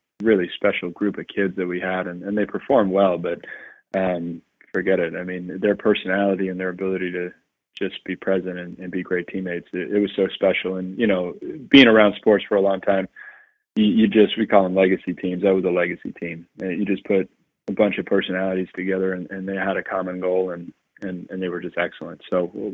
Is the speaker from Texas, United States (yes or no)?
no; New York City, New York, United States; moved away as an adult; I was raised obviously in Queens